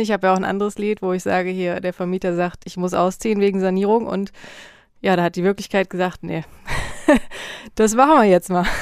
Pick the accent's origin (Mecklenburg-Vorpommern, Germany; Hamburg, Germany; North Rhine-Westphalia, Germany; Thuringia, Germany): North Rhine-Westphalia, Germany; also born or lived in Berlin; now in Leipzig, Germany; ich kenne das aus meiner Heimat so vom Niederrhein, da sind die Leute auch sehr herzlich